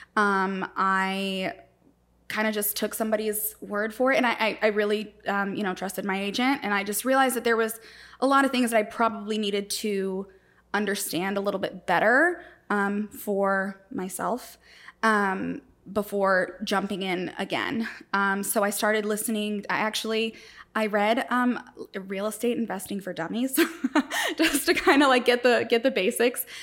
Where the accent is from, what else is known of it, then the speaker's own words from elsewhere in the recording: Florida, United States; moved away as an adult; also born or lived in Puerto Rico / Saint Louis, Missouri; I lived in Florida. I grew up there